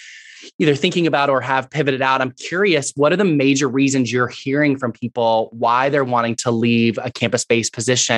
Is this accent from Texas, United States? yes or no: yes; Houston, Texas, United States; also born or lived in Fort Worth, Texas; I am from Houston myself